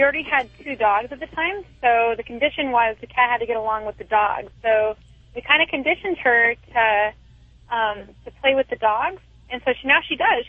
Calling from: Long Beach, California, United States; I'm calling from Long Beach, California

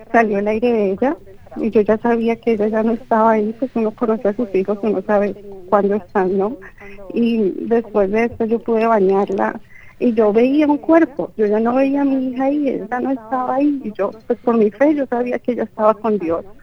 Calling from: San Francisco, California, United States; de San Francisco, California.

